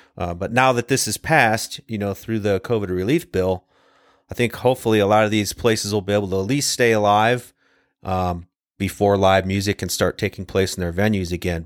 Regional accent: Ohio, United States; from the time I was a kid growing up in Ohio

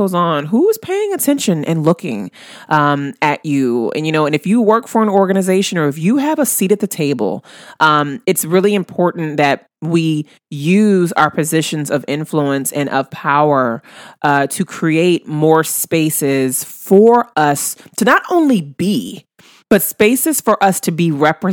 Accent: New Orleans, Louisiana, United States; my hometown of New Orleans

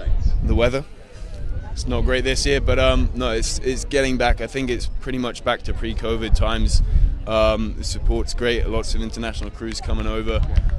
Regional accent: Henley-on-Thames, South East England, United Kingdom; everyone come, you know, to my hometown.

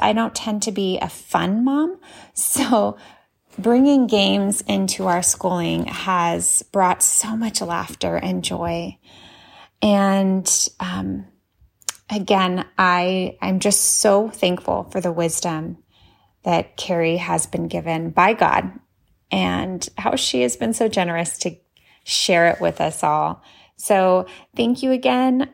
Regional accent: Pomona, California, United States; I'm from Pomona, California

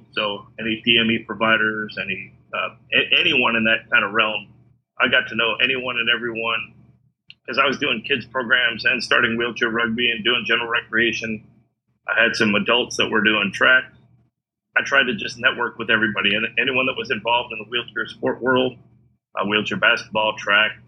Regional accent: Illinois, United States; moved away as an adult; Growing up in the Midwest, growing up in Illinois, and then going to the University of Illinois

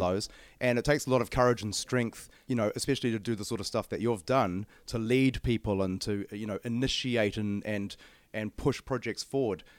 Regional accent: Auckland, New Zealand; I'm from Auckland

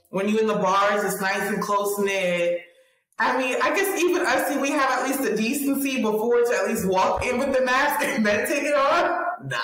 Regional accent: New York, United States; I am a New Yorker

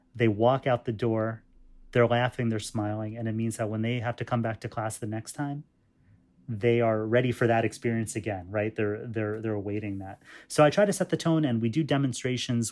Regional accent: New York, United States; my parents came from India, um, and I was born in New York, um, as was my brother

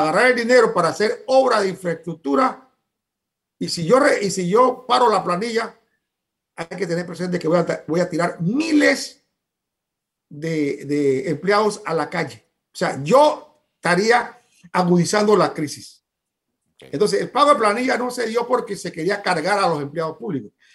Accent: Panama; como panameños

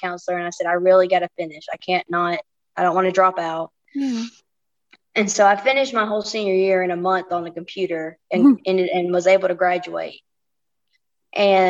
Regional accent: Anniston, Alabama, United States; also born or lived in Monterey, California; I'm originally from Anniston, Alabama

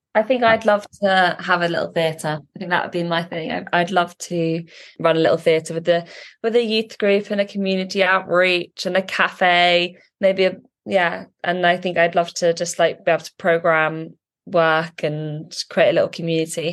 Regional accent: Norwich, East of England, United Kingdom; moved away; I grew up in Norwich

